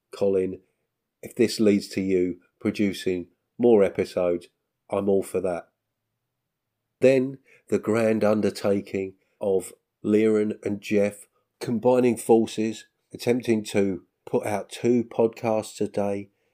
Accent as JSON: {"language": "English", "region": "England", "country": "United Kingdom", "said": "as a Englishman, as a British person"}